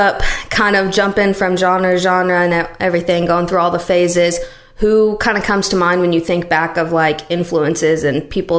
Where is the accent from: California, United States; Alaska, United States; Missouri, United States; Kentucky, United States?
Missouri, United States; now in Nashville, United States; I'm from Missouri, and it's definitely not like that back home.